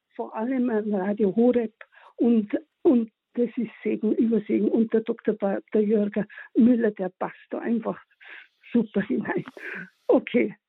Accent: Tyrol, Austria; moved away as an adult; also born or lived in Freising; kam ich dann wieder ähm, durch Frühberendung in meine Heimat, in meine schöne Heimat nach Tirol zurück

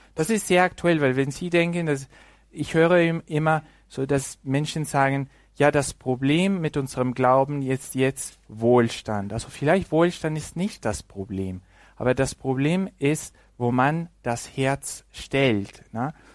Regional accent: Mexico; German is a second language; moved away; im Land, wo ich herkomme, aus Mexiko

